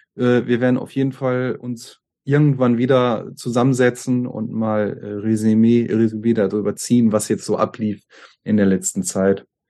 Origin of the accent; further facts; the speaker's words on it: Germany; wir Deutschen